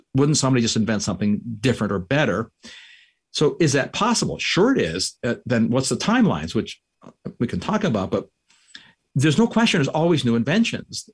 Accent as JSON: {"language": "English", "country": "Canada", "moved": "yes", "lives_now": "United States", "said": "I'm a Canadian. I immigrated here."}